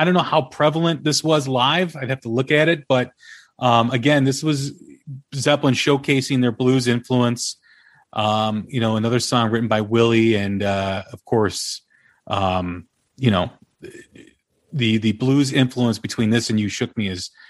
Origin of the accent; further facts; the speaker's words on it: Chicago, Illinois, United States; Growing up in Chicago